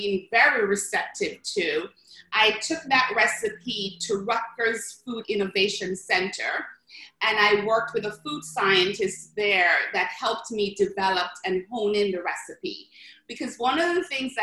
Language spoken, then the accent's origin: English; Jamaica; now in New York, United States; I'm from Jamaica, West Indies, and back home, especially in the Caribbean